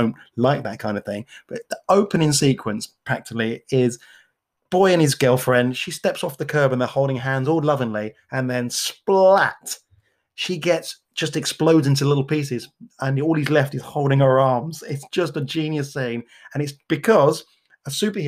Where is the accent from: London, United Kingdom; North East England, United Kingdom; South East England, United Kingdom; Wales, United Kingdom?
London, United Kingdom; accent: Cockney; I am Cockney